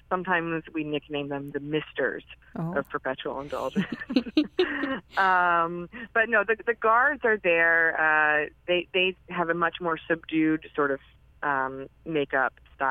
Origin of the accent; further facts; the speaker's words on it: North Carolina, United States; I was born and raised in North Carolina